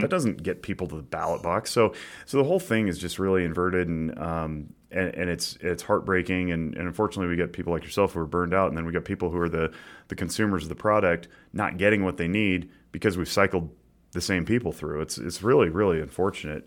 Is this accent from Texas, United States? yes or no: no; Nevada, United States; we're all from Nevada